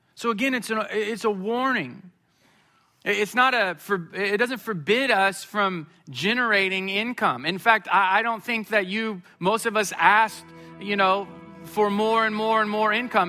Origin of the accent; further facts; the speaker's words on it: Springfield, Missouri, United States; I grew up in Springfield, Missouri.